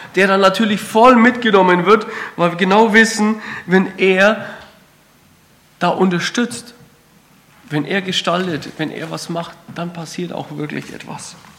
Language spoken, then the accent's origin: German; Kreilsheim, Bavaria, Germany; accent: Franconian; moved away as an adult; now in Württemberg, Germany; Man hört es vielleicht am Dialekt, ich komme aus dem Fränkischen, so ein kleines Dorf äh, in der Nähe von Feuchtwangen, Kreilsheim